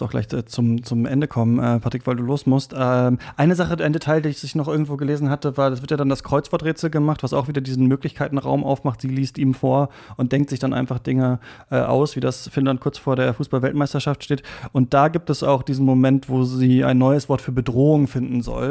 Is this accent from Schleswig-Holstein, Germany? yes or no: no; Lower Saxony, Germany; ich bin in Niedersachsen aufgewachsen